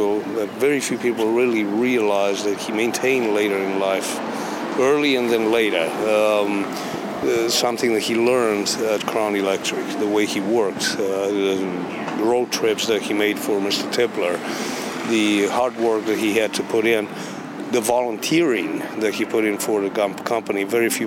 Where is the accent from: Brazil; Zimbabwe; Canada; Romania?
Romania; English is a second language; moved away as an adult; now in Memphis, United States; I'm originally from Romania, and I came to Memphis in 86